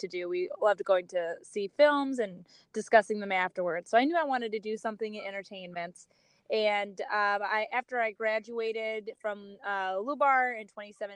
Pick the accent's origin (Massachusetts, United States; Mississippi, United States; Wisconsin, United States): Wisconsin, United States; Milwaukee; moved away as an adult; now in Chicago, United States; I'm born and raised in Milwaukee. I'm currently Chicago based, but I'm originally from Milwaukee